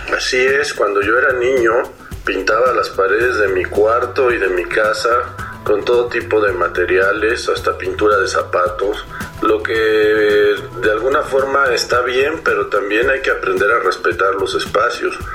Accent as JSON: {"language": "Spanish", "region": "Mexico City", "country": "Mexico", "said": "soy artista plástico de la Ciudad de México"}